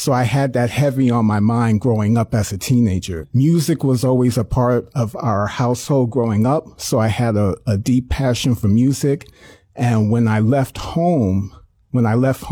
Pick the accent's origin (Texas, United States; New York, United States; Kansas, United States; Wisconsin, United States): New York, United States; New York City; I was born in Brooklyn, New York